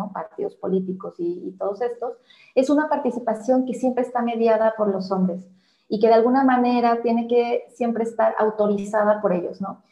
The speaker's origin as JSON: {"language": "Spanish", "country": "Mexico", "said": "estamos como sociedad mexicana"}